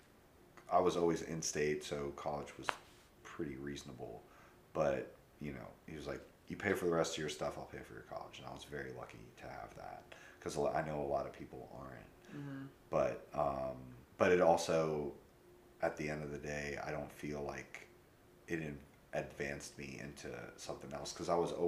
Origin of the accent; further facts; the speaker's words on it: Atlanta, Georgia, United States; also born or lived in New Orleans, Louisiana; I was born in New Orleans, and then we moved here when I was five, so I've lived in Atlanta for 35 years now